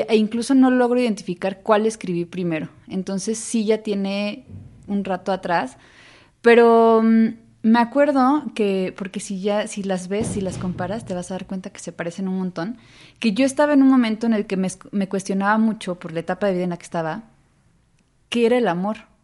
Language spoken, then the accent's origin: Spanish; Xalapa, Veracruz, Mexico; moved away; soy jalapeña y creo que, pues sí, eso hay algo pienso que uno, eh, o sea, el carácter, sí, es, sí te constituye donde creciste. Entonces yo crecí en una ciudad donde no sale el sol.